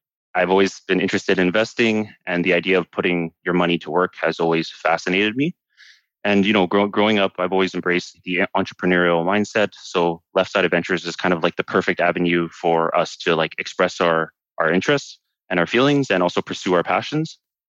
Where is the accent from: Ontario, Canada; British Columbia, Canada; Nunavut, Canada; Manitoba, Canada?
British Columbia, Canada; Vancouver; moved away as an adult; now in Washington, United States; born and raised in Vancouver. I'm currently working in Washington as a software engineer.